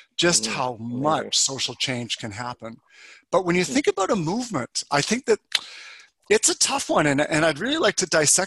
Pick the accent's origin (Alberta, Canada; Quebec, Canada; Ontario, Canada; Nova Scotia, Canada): Alberta, Canada; Calgary; I grew up in Calgary, Alberta